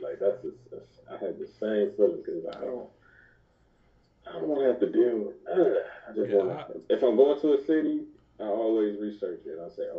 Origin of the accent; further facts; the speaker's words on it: Cleveland, Ohio, United States; we're from Cleveland, like a hood city.